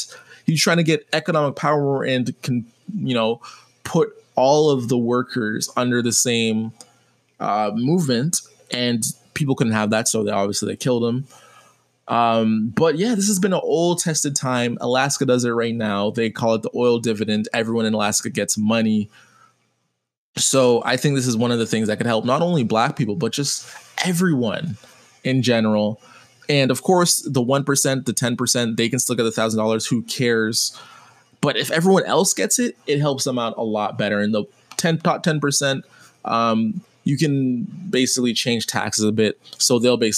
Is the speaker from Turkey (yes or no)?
no; Jamaica; being Jamaican